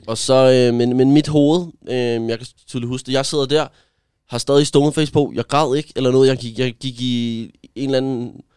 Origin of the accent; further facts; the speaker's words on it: Gentofte, Capital Region of Denmark, Denmark; jeg er vokset op i Gentofte